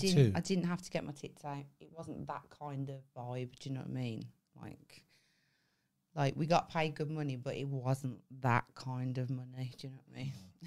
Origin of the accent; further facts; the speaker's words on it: Birmingham, West Midlands, United Kingdom; now in Devon, United Kingdom; when I moved to Devon from Birmingham